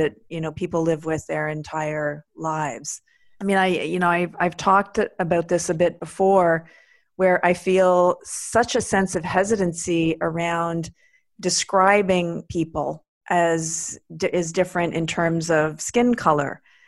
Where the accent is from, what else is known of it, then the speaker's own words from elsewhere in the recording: Quebec, Canada; growing up in Quebec